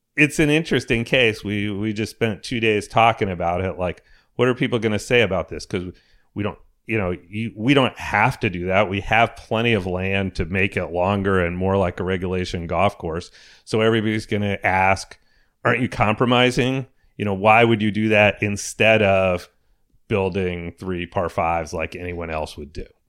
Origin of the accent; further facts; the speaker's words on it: Connecticut, United States; I grew up in Connecticut